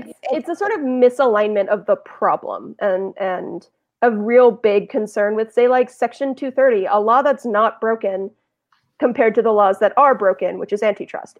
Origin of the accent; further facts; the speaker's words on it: Los Angeles, California, United States; also born or lived in New York; now in Bay Area, United States; I'm from Los Angeles